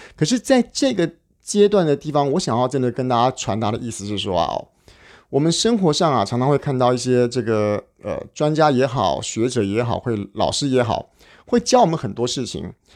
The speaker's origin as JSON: {"language": "Chinese", "country": "Taiwan", "said": "我们台湾人"}